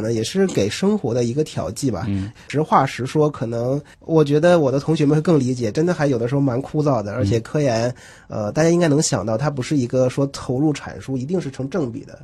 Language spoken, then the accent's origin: Chinese; Northeast China, China; moved away as an adult; now in Shanghai, China; 因为像我是东北人，从小听二人转比较多